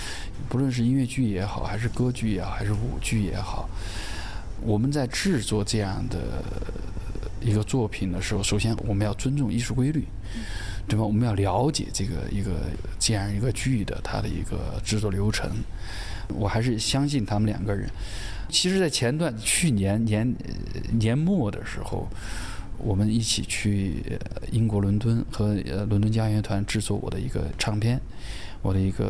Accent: Sichuan, China; 就是作为四川人在看了这部戏了之后，会为当年的这三百五十万的这帮出川抗战的这帮人而感到自豪，会觉得自己作为一个四川人而感到自豪。

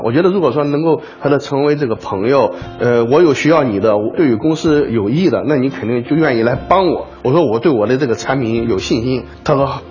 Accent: Anhui, China; moved away; 我家是在那个安徽的一个农村

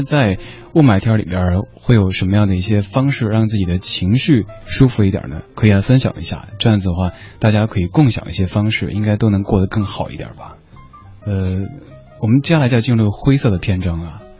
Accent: Chengdu, Sichuan, China; now in Beijing, China; 我的家乡成都

